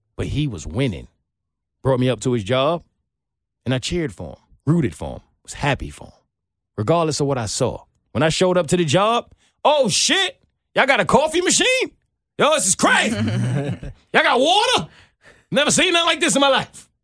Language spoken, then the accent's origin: English; New York, United States; I'm from New York